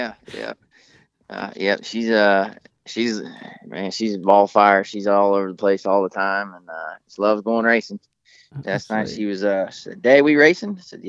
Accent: Florence, Kentucky, United States; I grew up in Northern Kentucky here around Florence Speedway. My house is literally like 5 miles down the road.

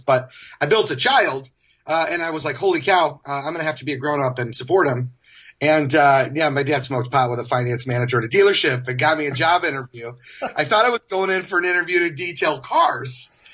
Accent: Kalamazoo, Michigan, United States; moved away as an adult; now in San Francisco, United States; where I was born and raised in Michigan

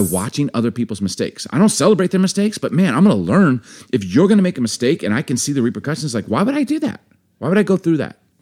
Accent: United States; also born or lived in Baltimore / Chicago; growing up in Baltimore, Chicago, I got a big family

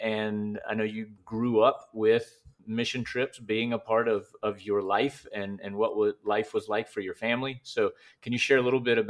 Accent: Rocky Mount, North Carolina, United States; also born or lived in Morehead City; Ellyn and I are both from Rocky Mount, North Carolina. Ellen's sort of from New Bern first, and I'm sort of from Moorhead City first. But we grew up, most of our growing up years were spent in Rocky Mount.

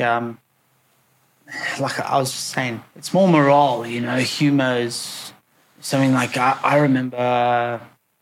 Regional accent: South Africa; moved away; I was born in South Africa. I grew up there

